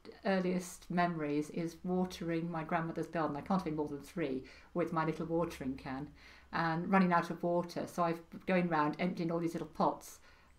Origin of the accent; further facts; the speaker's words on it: Wales, United Kingdom; accent: Welsh; My Welsh accent died a long time ago. But yes, I am Welsh.